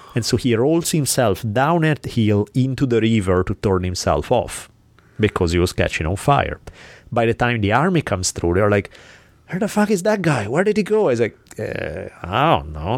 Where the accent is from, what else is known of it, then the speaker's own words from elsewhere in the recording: Milan, Lombardy, Italy; moved away; growing up in Milan